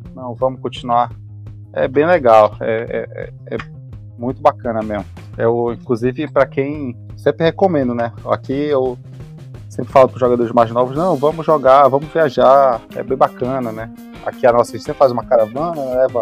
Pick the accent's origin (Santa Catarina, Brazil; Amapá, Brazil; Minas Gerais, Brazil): Amapá, Brazil; Macapá; moved away as an adult; now in Belém, Brazil; Eu sou natural de Macapá, mas eu moro em Belém é, desde esse desse período, né? É, vim morar para cá para fazer a faculdade